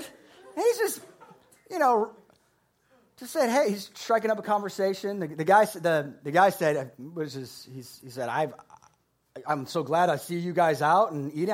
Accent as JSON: {"language": "English", "region": "Florida", "country": "United States", "said": "I'm from Florida"}